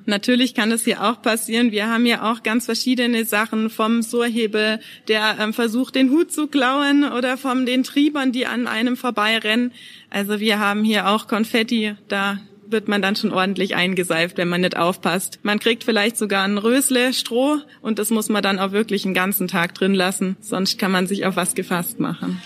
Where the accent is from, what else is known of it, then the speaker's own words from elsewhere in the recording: Villingen-Schwenningen, Baden-Württemberg, Germany; ich bin in Villingen geboren Ohren und wohne aber eigentlich in einem Nachbarort von Villingen-Schwenningen